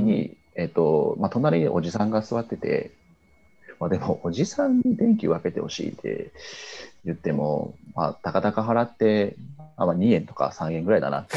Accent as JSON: {"language": "Japanese", "town": "Kitakyushu", "region": "Fukuoka", "country": "Japan", "tie": "born or raised there", "said": "僕、あの、出身が北九州なんですけど"}